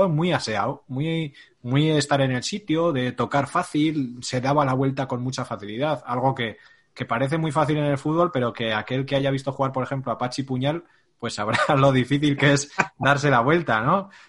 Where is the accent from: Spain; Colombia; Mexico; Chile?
Spain; Madrid, Community of Madrid; para los que somos de Madrid